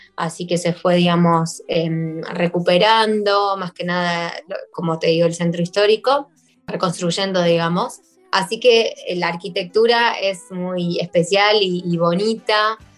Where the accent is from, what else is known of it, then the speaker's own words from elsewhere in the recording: Buenos Aires, Argentina; also born or lived in Yerevan, Armenia; now in Gyumri, Armenia; soy de Buenos Aires, eh, de Argentina